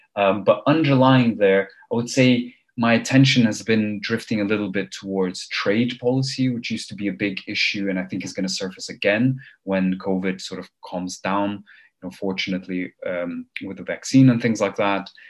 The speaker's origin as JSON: {"language": "English", "town": "Copenhagen", "region": "Capital Region of Denmark", "country": "Denmark", "tie": "born or raised there", "also_born_or_lived": "Armenia / Cambridge, United Kingdom / London, United Kingdom", "moved": "as an adult", "said": "I'm originally from Armenia, which is a country some of you might have heard of. Uh, it's a very small place. I left, or my family left Armenia in the early 90s, and I grew up in the West, uh, mainly in Denmark, in Copenhagen"}